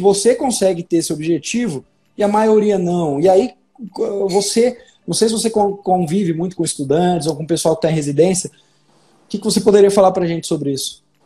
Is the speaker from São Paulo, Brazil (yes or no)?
yes; São Paulo, Brazil; moved away as an adult; now in Minas Gerais, Brazil; Eu sou paulista e hoje moro em Minas Gerais